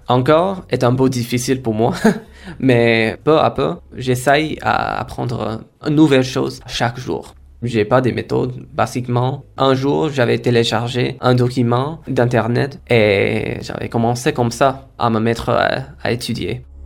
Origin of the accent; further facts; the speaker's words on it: India; first language Kora; French is a second language; moved away as an adult; now in Basque Country, Spain; ma langue maternelle qui s'appelle Kora, que je parlais dans ma maison, c'est une des langues plus vulnérables en Inde